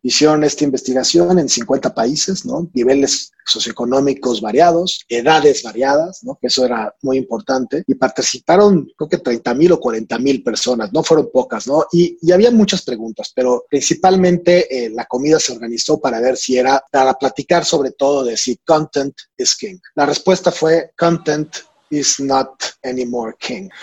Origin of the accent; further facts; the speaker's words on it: Mexico; como mexicanos